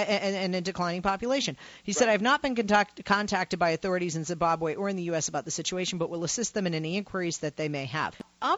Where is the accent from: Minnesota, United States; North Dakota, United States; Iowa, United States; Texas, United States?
North Dakota, United States; I've been a lifelong hunter since I was a child growing up in North Dakota.